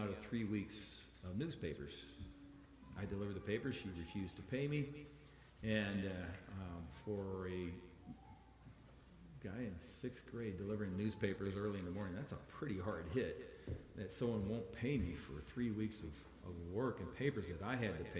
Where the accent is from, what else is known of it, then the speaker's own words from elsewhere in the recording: Iowa, United States; I'm from Iowa